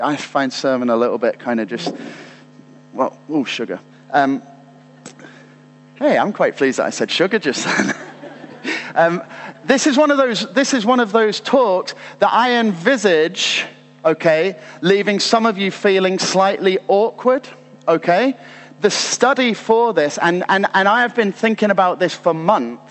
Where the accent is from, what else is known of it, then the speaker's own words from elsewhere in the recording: United Kingdom; as British people